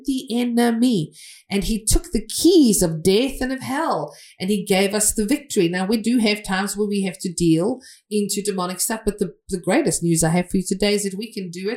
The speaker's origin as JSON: {"language": "English", "region": "England", "country": "United Kingdom", "said": "I'm from England"}